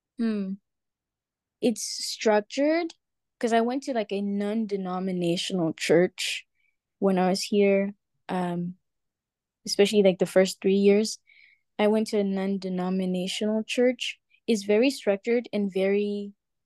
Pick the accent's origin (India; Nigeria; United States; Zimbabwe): Zimbabwe; moved away; when I was in Zim, I went to a Pentecostal church